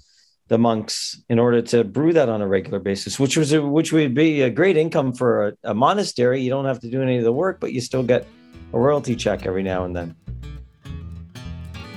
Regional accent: Toronto, Ontario, Canada; Italian Canadians were the predominant culture in our area growing up in Toronto.

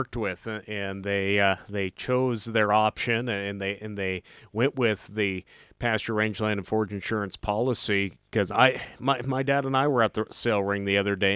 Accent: Lewistown, Montana, United States; where I grew up in Lewistown, Montana

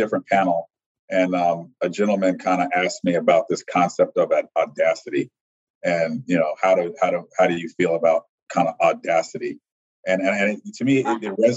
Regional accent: Chicago, Illinois, United States; I'm from Chicago. Mm-hmm. And so I grew up in downtown Chicago

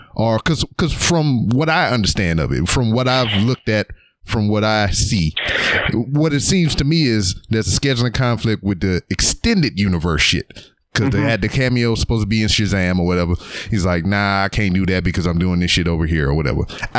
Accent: Louisiana, United States; I'm from Louisiana

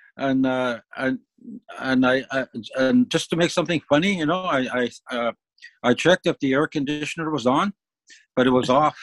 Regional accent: Moose Factory, Ontario, Canada; moved away; Moose Factory comes to my mind, my hometown

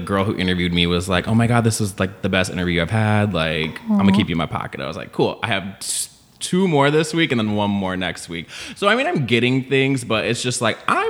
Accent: outside of Chicago, Illinois, United States; moved away as an adult; also born or lived in Long Beach, California; now in Los Angeles, United States; I was born in Long Beach, and then my family moved to Illinois. So they moved outside of Chicago.

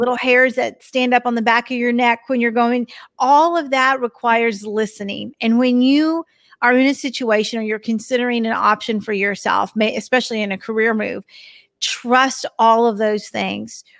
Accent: Texas, United States; I'm from Texas, so you might hear it every once in a while when I say y'all

